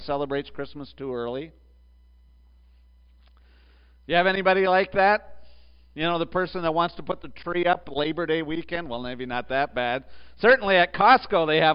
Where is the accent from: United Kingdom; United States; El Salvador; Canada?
Canada; I grew up in the southernmost part of Canada, so that was fair. But then I moved north. I moved 1,000 miles north